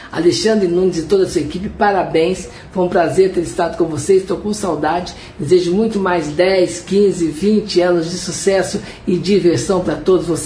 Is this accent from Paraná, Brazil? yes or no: no; Serrania, Minas Gerais, Brazil; also born or lived in Machado; eu sou da cidade muito pequena, nasci em Machado, fui criado em Serrania, que é 80 quilômetros de Poço de Caldas.